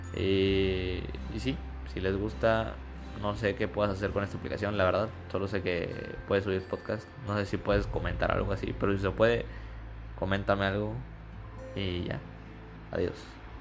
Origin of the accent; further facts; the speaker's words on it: Campeche, Mexico; soy de Campeche